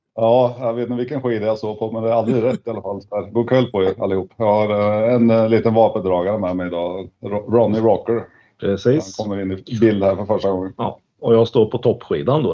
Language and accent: Swedish; Sweden; vi svenskar